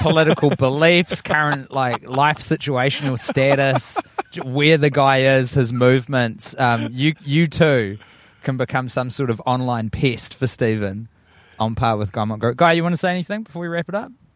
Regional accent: South Island, New Zealand; moved away; we're both from Autotahi originally.

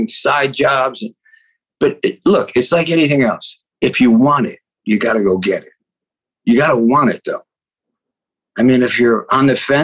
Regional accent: Paterson, New Jersey, United States; moved away; also born or lived in New York; I came out from Paterson, New Jersey. I went to school and I did a lot of plays

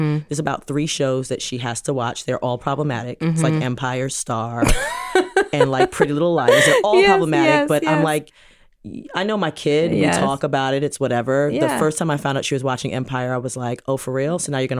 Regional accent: Jamaica; Because we're Jamaican

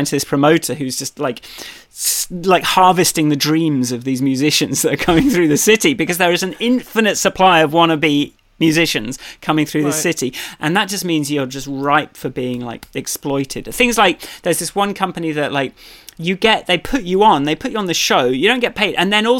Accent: London, United Kingdom; I'm from London, and like every square foot is cordoned off and monetized

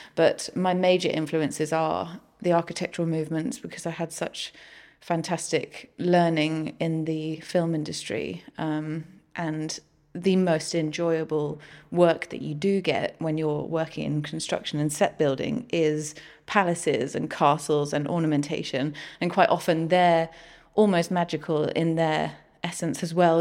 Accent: Guernsey; I come from Guernsey

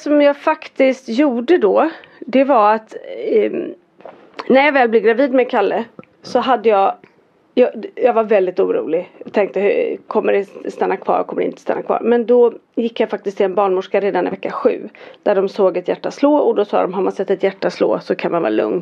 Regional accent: Fjällbacka, Västra Götaland, Sweden; jag är från Fjällbacka

